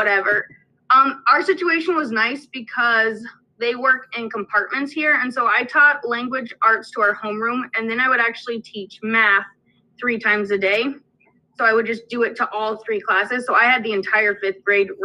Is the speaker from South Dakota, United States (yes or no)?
yes; Pierre, South Dakota, United States; I'm from Pier, like Stephanie is, and I chose to actually come back to Pier to student teach.